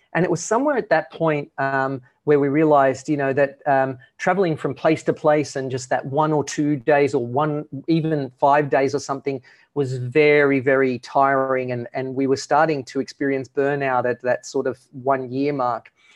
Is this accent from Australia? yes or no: yes; Australia; moved away as an adult; we're originally from Australia